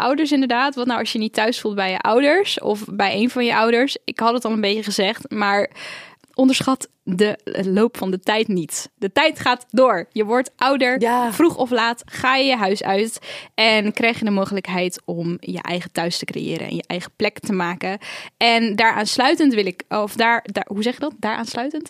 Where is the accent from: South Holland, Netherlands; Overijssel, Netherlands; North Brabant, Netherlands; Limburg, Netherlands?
South Holland, Netherlands; Rotterdam; also born or lived in Edinburgh, Scotland; waar ik ben opgegroeid, Rotterdam is thuis, Edinburgh in Schotland is thuis